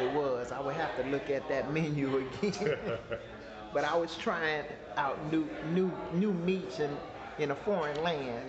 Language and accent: English; Detroit, Michigan, United States; accent: Detroit; I tell them straight up, I'm from Detroit, Michigan